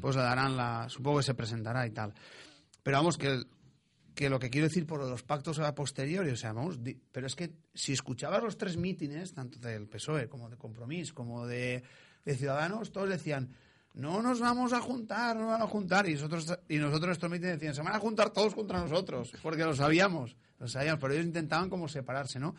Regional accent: Fuente la Higuera, Valencian Community, Spain; mi pueblo, Fuente Liguera

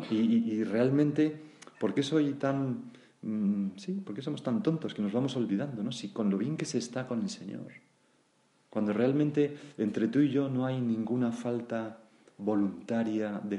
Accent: Granada, Andalusia, Spain; ya cuando me han jubilado, me he venido de vuelta a mi tierra, Granada, y ahora que tengo ochenta y tantos años

